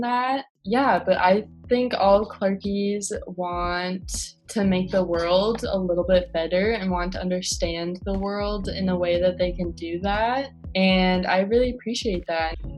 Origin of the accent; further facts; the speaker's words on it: Minneapolis, Minnesota, United States; I'm from South Minneapolis, like very proud of it.